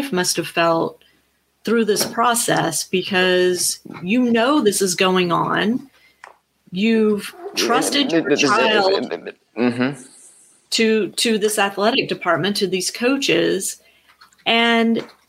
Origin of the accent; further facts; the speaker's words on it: Louisiana, United States; I grew up in Louisiana